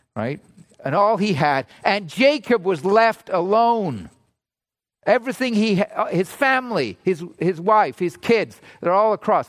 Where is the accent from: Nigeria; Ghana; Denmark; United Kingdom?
United Kingdom; England; now in Toronto, Canada; I grew up in England